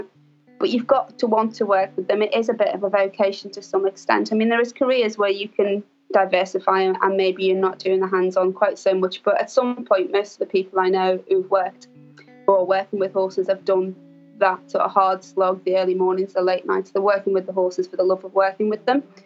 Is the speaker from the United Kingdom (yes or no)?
yes; Liverpool, North West England, United Kingdom; I grew up in Liverpool, which is a large city in England.